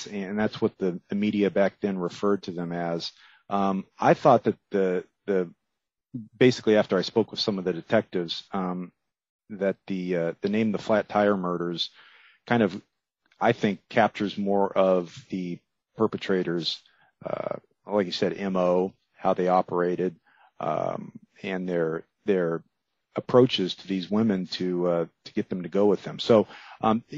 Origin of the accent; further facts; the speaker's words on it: Miami, Florida, United States; I grew up there in Miami